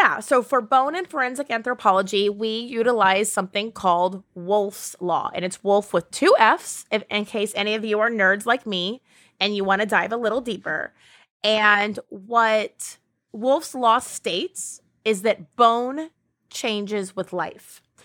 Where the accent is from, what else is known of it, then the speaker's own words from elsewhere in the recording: Ireland; I am Irish